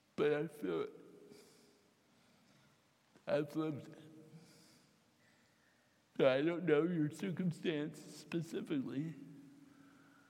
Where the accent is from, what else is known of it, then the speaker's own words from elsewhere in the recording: Fairfield, United States; I grew up with them in Fairfield